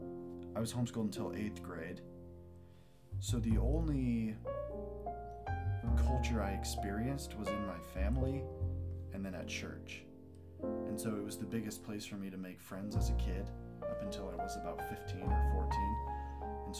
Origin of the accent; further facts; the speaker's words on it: Washington, United States; now in Idaho, United States; I grew up in Washington State, but about 3 years ago, I moved to Idaho.